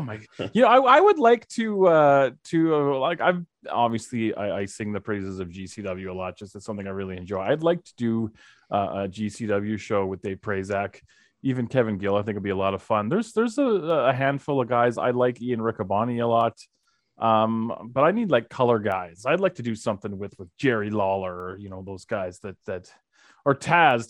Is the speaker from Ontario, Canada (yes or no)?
no; Calgary, Alberta, Canada; I was born and raised in Calgary